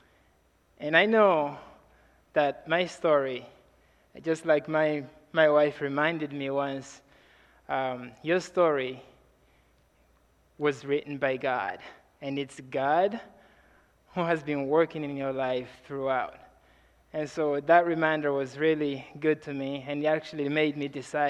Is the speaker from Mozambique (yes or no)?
yes; Mozambique; I'm from Mozambique, Africa